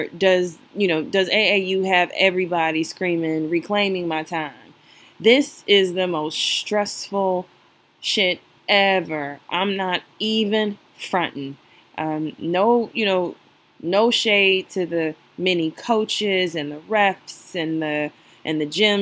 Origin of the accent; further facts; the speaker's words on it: Chicago, Illinois, United States; I'm from Chicago